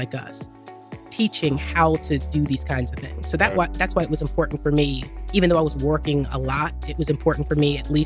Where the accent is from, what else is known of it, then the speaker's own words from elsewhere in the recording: Philadelphia, Pennsylvania, United States; So I'm born and raised in Philly, South Philly.